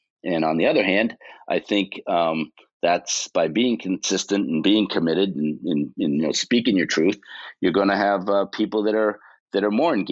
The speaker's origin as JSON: {"language": "English", "area": "South Shore of Boston", "region": "Massachusetts", "country": "United States", "tie": "born or raised there", "also_born_or_lived": "Buzzards Bay", "said": "Grew up on the South Shore of Boston"}